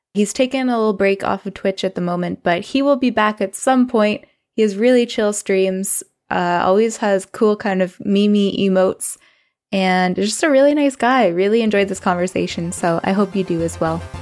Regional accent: Canada; I'm Canadian

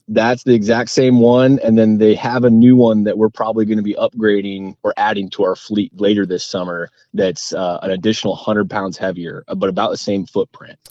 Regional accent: Whatcom County, Washington, United States; growing up in Whatcom County

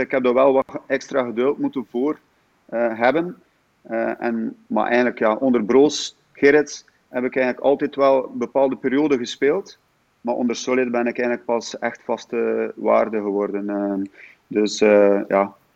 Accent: Damme, Flanders, Belgium; Ik ben eigenlijk afkomstig van Damme

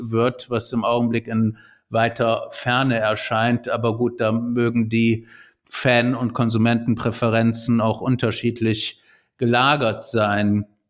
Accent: Cologne, North Rhine-Westphalia, Germany; als Kölner

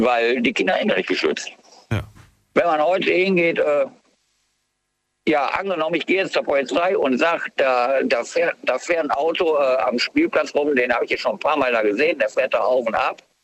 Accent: Germany; bei uns in Deutschland

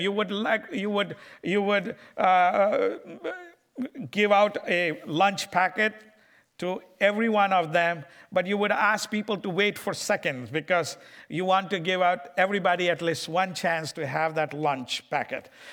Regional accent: India; moved away; I'm from India and I love my people of India

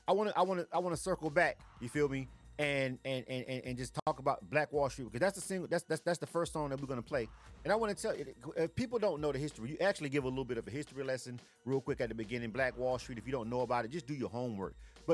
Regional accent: Florida, United States; I'm from Florida

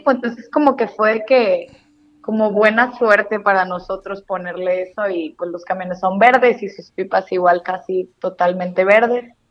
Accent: Allende, Nuevo León, Mexico; nosotros somos de Allende, Nuevo León, está muy cerquita de, de Monterrey es una ciudad muy transportista, por cierto.

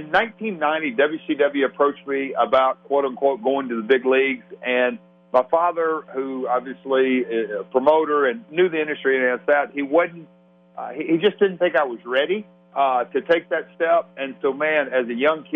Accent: Nashville, Tennessee, United States; I'm from Music City. I'm from Nashville.

